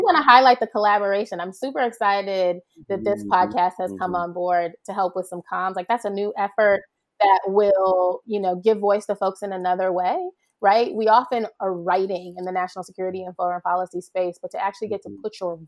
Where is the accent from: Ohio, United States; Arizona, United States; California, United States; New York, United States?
Ohio, United States; also born or lived in Jamaica; So I grew up back and forth between Ohio and Jamaica. My social circle here being largely Jamaican, right? A Jamaican church and a, you know, Jamaican community organizations, et cetera.